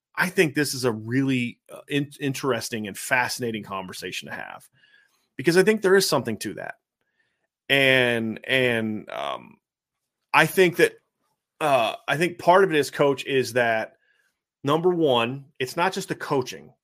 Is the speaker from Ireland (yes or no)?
no; Bath, Ohio, United States; moved away; also born or lived in Virginia Beach, Virginia; where I grew up in Ohio, a Bath